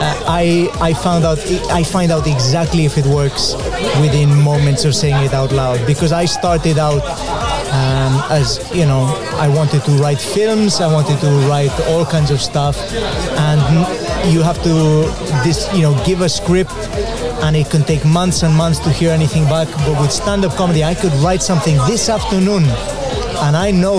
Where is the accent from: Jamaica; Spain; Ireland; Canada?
Spain; Mallorca, Balearic Islands; also born or lived in Wales (mother's origin); now in United Kingdom; I grew up in Mallorca, which was filled with British people